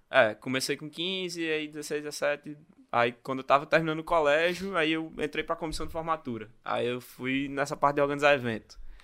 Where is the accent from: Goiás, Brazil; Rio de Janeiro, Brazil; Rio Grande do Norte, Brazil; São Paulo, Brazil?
Rio Grande do Norte, Brazil; Natal; Sou natalense, né? Minha família vem do interior, do Rio Grande do Norte